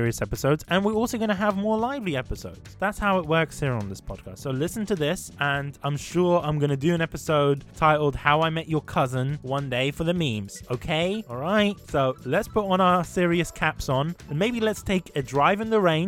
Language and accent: English; Sudan; moved away; I'm from Sudan.